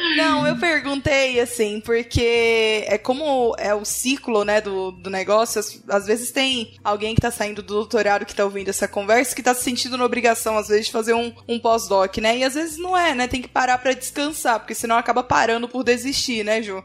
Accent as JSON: {"language": "Portuguese", "region": "Pará", "country": "Brazil", "also_born_or_lived": "United States", "said": "Do Pará"}